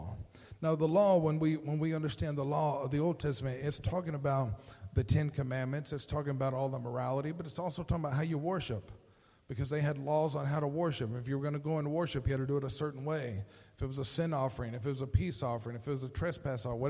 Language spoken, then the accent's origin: English; Hereford, Texas, United States; I'm from Hereford. I've been around cows.